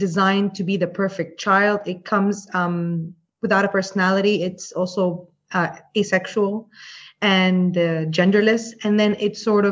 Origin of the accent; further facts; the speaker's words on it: Jordan; moved away as an adult; now in Dubai, United Arab Emirates; I grew up in Jordan